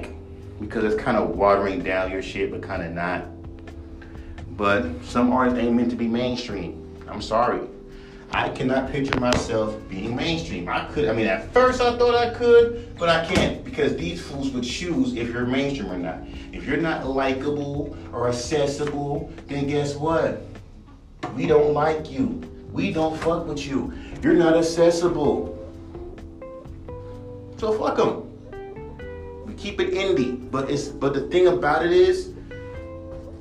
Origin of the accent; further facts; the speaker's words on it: West Coast, United States; I'm from the West Coast